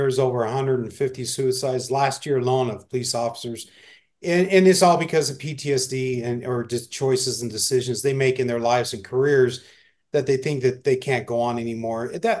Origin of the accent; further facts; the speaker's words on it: Phoenix, Arizona, United States; I grew up in Phoenix. I knew Phoenix like the back of my hand.